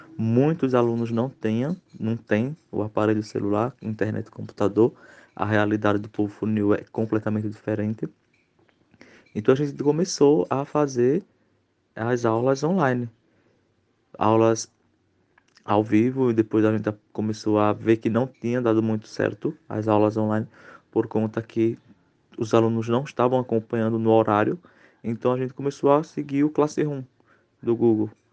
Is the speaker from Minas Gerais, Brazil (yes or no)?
no; Águas Belas, Pernambuco, Brazil; sou da cidade de Águas Belas, né, estado de Pernambuco